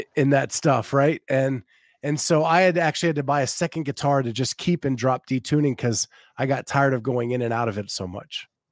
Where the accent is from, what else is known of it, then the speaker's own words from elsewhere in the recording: Western Pennsylvania, United States; now in Northern Florida, United States; grew up in Western Pennsylvania, I moved to uh, Northern Florida